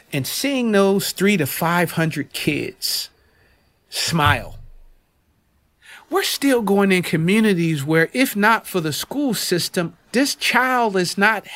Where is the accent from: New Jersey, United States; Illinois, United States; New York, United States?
New Jersey, United States; So, Nanaz, growing up in Jersey, South Jersey, at the time, the NBA basketball team was like, that was the organization, that was the team to follow.